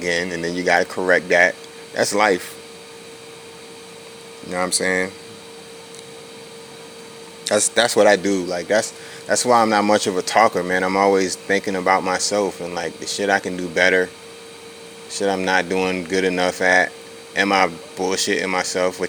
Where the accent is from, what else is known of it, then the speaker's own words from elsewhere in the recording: Virginia Beach, Virginia, United States; That's the street I grew up on in Virginia Beach, Virginia